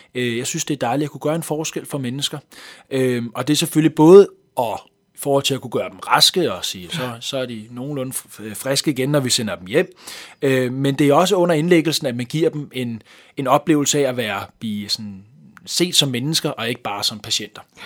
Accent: Hvidovre, Capital Region of Denmark, Denmark; accent: Copenhagen Vestegn accent; also born or lived in Hellerup / Valby / Nørrebro; den københavnske Vestegn, det er jo der, hvor jeg har hjemme, nærmere øh, omkring øh, Hvidovre

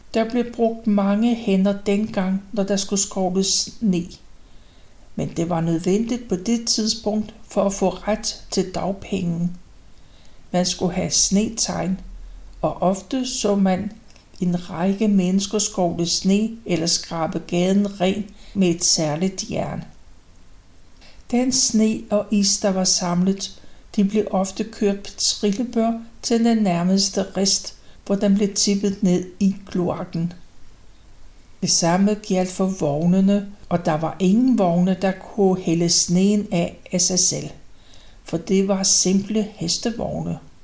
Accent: Copenhagen, Capital Region of Denmark, Denmark; Rysgade 43, som er det tidligste sted, jeg kan huske, for der flyttede vi ind, da jeg var vel omkring tre år gammel i 1932. Og det forblev mit barndomshjem

